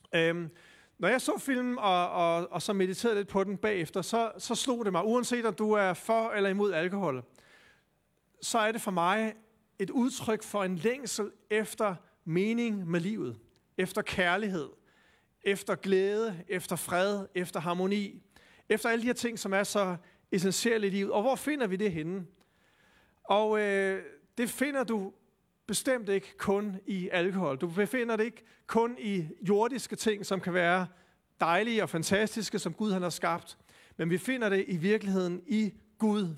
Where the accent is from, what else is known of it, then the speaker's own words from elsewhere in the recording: Denmark; som danskere